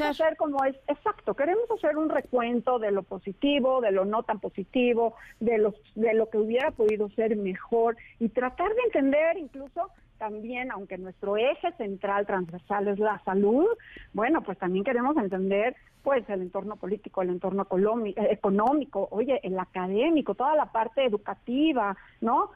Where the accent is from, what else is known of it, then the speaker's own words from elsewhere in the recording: Mexico; como mexicanos